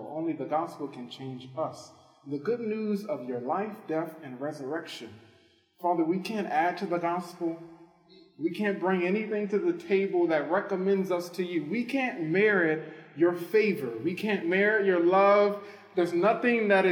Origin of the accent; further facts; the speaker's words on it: New Orleans, Louisiana, United States; moved away; I'm originally from New Orleans